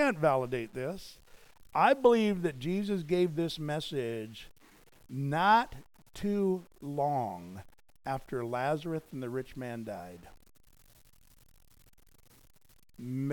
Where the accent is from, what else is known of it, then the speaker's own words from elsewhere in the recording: United States; here I was as an American pastor evangelist